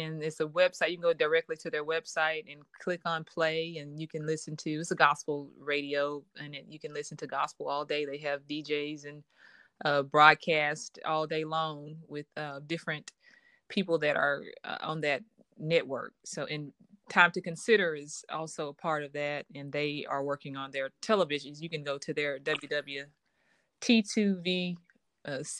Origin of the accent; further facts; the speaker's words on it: Arkadelphia, Arkansas, United States; also born or lived in Jackson, Mississippi; now in Little Rock, United States; Born and raised in Arkadelphia, Arkansas